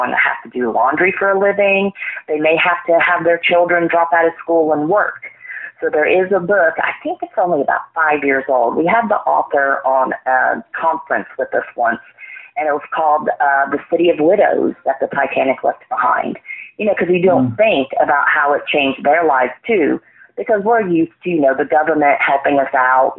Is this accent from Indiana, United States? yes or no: yes; Indiana, United States; I am originally from Indiana. My father was an Indiana state trooper out of Evansville